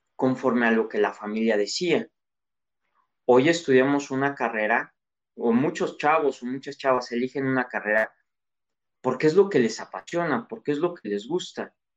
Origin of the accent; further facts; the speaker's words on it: Mexico; soy mexicano